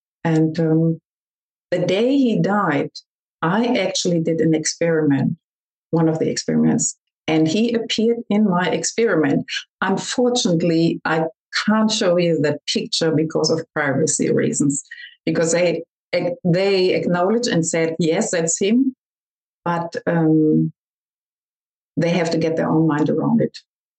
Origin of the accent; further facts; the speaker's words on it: Australia; We came from Australia to Germany and visited our best friends back then